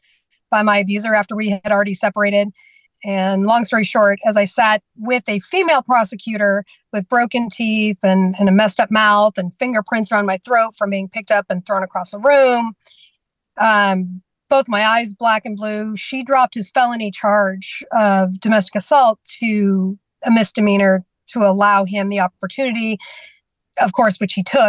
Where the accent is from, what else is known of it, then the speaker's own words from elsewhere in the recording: California, United States; also born or lived in Washington State; now in Georgia, United States; I was raised in California